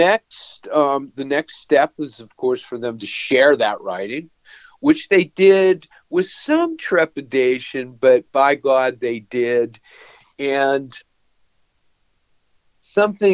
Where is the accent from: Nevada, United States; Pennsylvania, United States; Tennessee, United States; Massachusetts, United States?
Pennsylvania, United States; Pittsburgh; moved away as an adult; now in North Carolina, United States; I grew up in Pittsburgh.